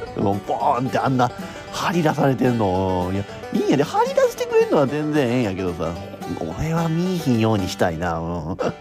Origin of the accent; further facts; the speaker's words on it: Kansai, Japan; accent: Kansai-ben; 言葉をな、もうすごいなまってるしさ、関西弁、そう、なま、関西弁英語やったから俺